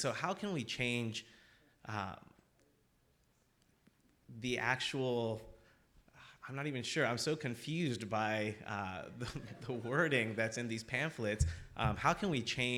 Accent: Dallas, Texas, United States; moved away as an adult; now in Boston, United States; I'm from Dallas, Texas

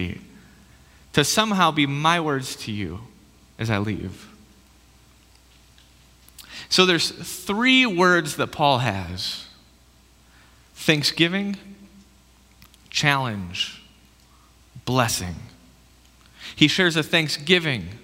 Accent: Michigan, United States; moved away as an adult; now in Idaho, United States; I'm from like the other Dutch area called Michigan. That's where I came from.

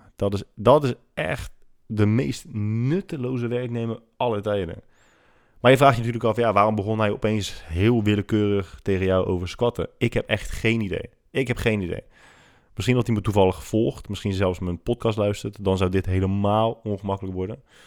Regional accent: Rotterdam, South Holland, Netherlands; En ik ben godverdomme opgegroeid in Rotterdam-Zuid

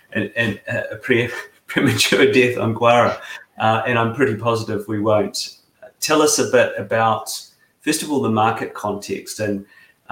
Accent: New Zealand; now in United Kingdom; I grew up in New Zealand, I live in the UK.

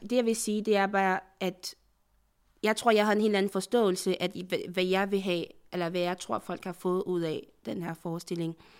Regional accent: Côte d’Ivoire; now in Denmark; jeg er fra Afrika, jeg er fra, fra fra Elfenbenskysten

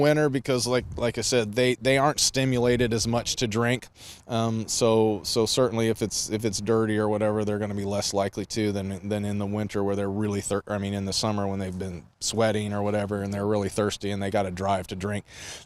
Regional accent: Ohio, United States; moved away; I grew up in Ohio

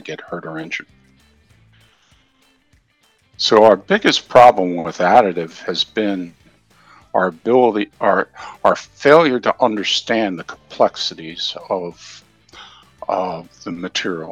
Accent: Philadelphia, Pennsylvania, United States; moved away as an adult; now in Southern Maryland, United States; I grew up in the Philadelphia area. I was born and raised there.

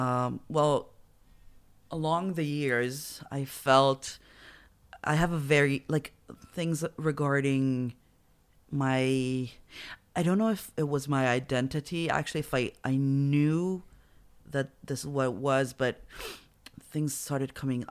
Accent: Petah Tikva, Central District, Israel; I'm from Petah Tikva, so they're everywhere.

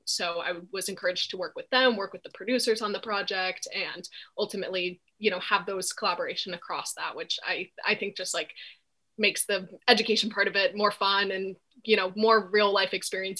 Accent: East Coast, United States; moved away as an adult; also born or lived in Los Angeles; I'm from the East Coast and I was looking to move back here

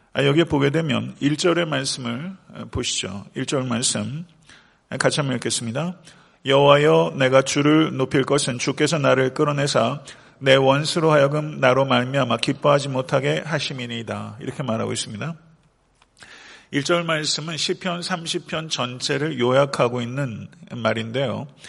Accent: Buyeo, South Chungcheong, South Korea; now in Atlanta, United States; 제 본적이 부여입니다. 예, 부여인데, 아, 저희 그 고모님이 아직도 그 제 생가에서 태어났어요. 예, 전 집에서 태어났습니다.

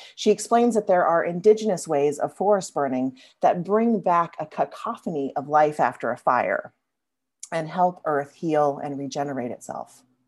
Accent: Louisiana, United States; I grew up in Louisiana, as many of you know, a place full of ancient mossy oak trees that I love to climb

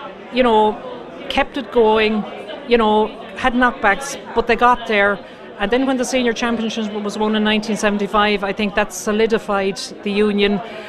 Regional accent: Ireland; I'm from the Gairtine side of things. I live between Gairtine and Monastraiden

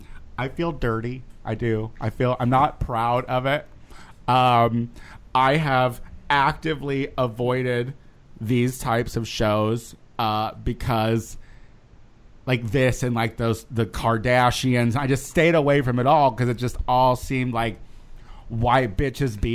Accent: Midwest, United States; I'm from the Midwest

